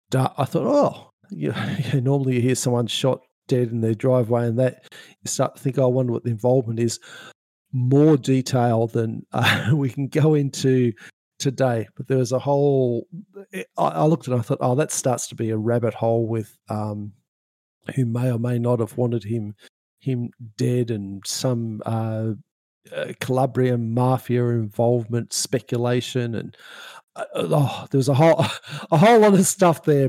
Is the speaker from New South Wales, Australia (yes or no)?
yes; Sydney, New South Wales, Australia; I grew up in Sydney, um, and we were over on over in a suburb not too far away from Manly